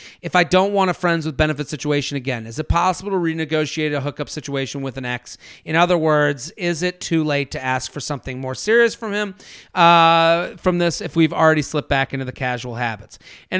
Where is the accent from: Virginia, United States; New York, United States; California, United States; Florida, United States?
Florida, United States; Fort Lauderdale; I'm from Fort Lauderdale, so we do have outdoor drinking options down here.